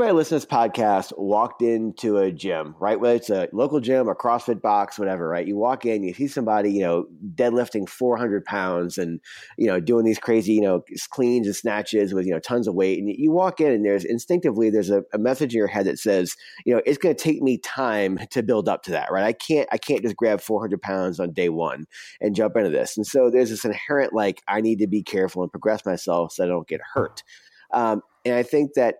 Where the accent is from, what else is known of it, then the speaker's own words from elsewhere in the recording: New Orleans, Louisiana, United States; I grew up in New Orleans